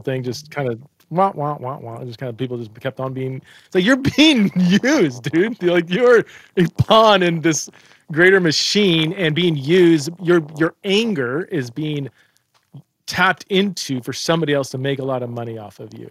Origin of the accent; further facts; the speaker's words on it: United States; I'm an American